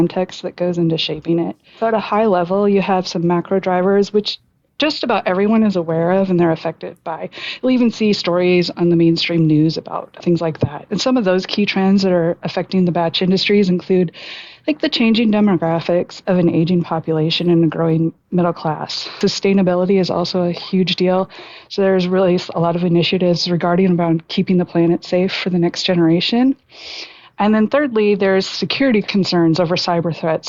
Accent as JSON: {"language": "English", "region": "Northwest Iowa", "country": "United States", "moved": "as an adult", "lives_now": "Texas, United States", "said": "I'm originally from Northwest Iowa."}